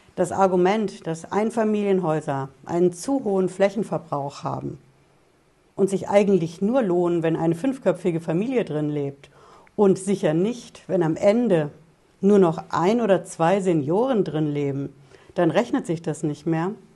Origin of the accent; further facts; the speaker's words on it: Germany; bei uns in Deutschland